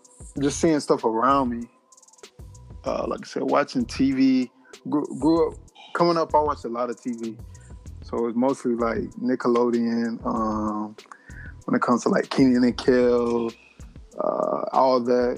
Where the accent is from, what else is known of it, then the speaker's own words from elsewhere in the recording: South Carolina, United States; I grew up in South Carolina.